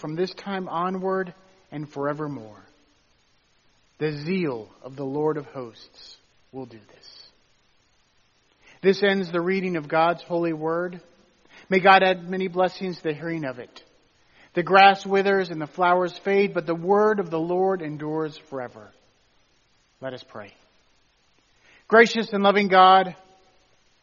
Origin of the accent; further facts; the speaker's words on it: Tennessee, United States; Where I grew up in Tennessee, we're about a mile south from Mammoth Caves